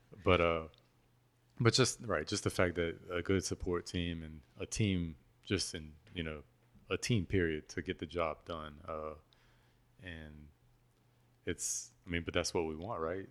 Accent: Patterson, Louisiana, United States; born or raised there; moved away

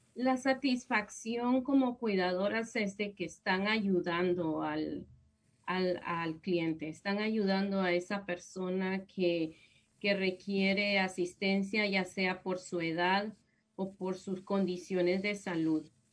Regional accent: Guatemala; moved away as an adult; now in United States; yo soy de Guatemala y mm, allá en Guatemala yo empecé mi profesión como licenciada en psicología

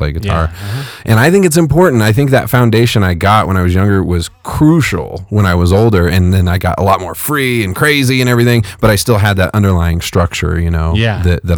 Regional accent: Fresno, California, United States; I'm from Fresno. Okay. Fresno, California

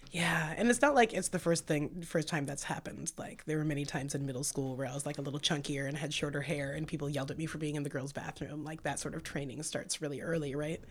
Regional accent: Santa Cruz, California, United States; moved away as an adult; also born or lived in San Francisco / Seattle; now in Portland, United States; I was born in San Francisco and raised in Santa Cruz

